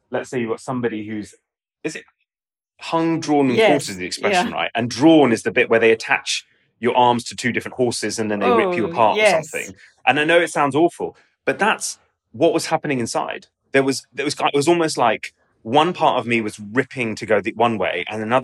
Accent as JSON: {"language": "English", "region": "London", "country": "United Kingdom", "tie": "born or raised there", "also_born_or_lived": "Oxford", "said": "I had existed as a Pakistani in a predominantly Pakistani part of London"}